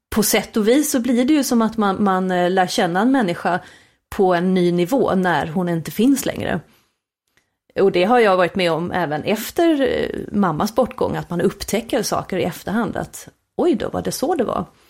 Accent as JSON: {"language": "Swedish", "region": "Småland", "country": "Sweden", "said": "vi svenskar"}